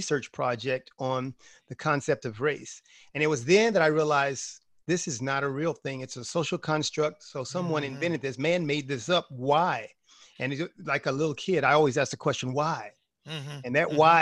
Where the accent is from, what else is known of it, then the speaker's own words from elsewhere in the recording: Prairie View, Texas, United States; also born or lived in Denton, Texas / Tomball, Texas; I grew up in Prairie View, Texas, home of Prairie View A&M University